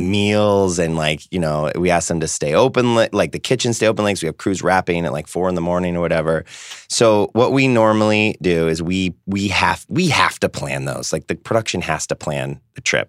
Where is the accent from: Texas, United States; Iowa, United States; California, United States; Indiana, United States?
California, United States; San Diego; we're both from San Diego